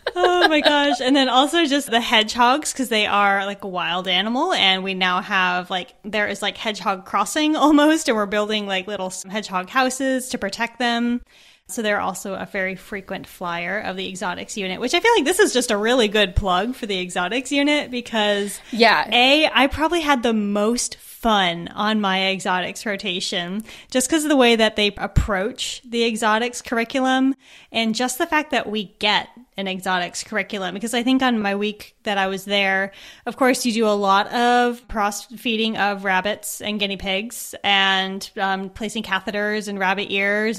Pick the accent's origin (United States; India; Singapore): United States; moved away as an adult; also born or lived in Edinburgh, Scotland; I live here, but I'm from America